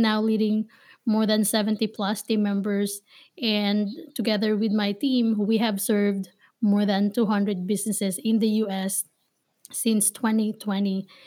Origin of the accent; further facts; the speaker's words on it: Manila, Metro Manila, Philippines; now in Ohio, United States; I was born and raised in Manila, Philippines. So, I am a Filipina based here in Ohio